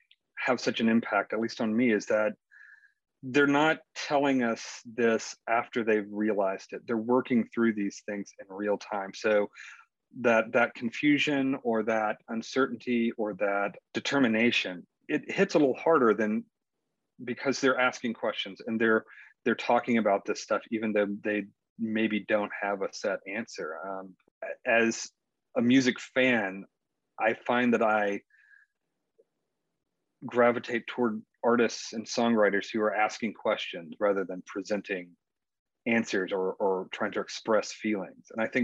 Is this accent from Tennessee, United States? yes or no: yes; McNairy County, Tennessee, United States; moved away as an adult; also born or lived in Memphis, Tennessee / Delaware; growing up in McNairy County, where I was born the year Buford Pusser died.